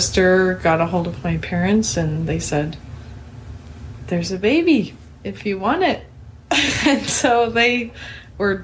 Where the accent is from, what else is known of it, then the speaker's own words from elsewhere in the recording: Kaysville, Utah, United States; moved away; also born or lived in Vancouver, Washington / Spokane, Washington; I grew up in Kaysville, Utah